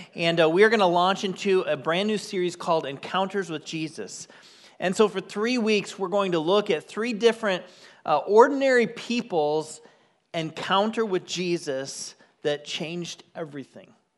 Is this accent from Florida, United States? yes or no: no; Michigan, United States; moved away; I grew up on the shores of Lake Michigan. Yes, I'm from Michigan